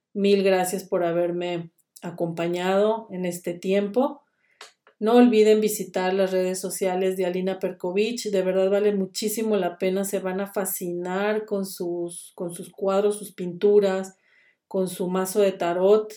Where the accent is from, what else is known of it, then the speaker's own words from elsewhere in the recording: Guadalajara, Jalisco, Mexico; now in Switzerland; en el occidente de México, que es mi pueblo que se llama Guadalajara, Jalisco